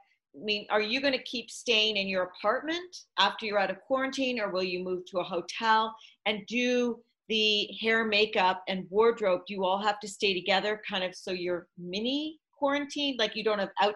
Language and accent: English; Canada; moved away; I'm Canadian and my whole family is up there